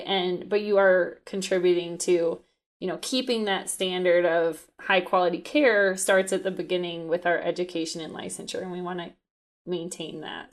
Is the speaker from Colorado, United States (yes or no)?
yes; Colorado, United States; I'm from Colorado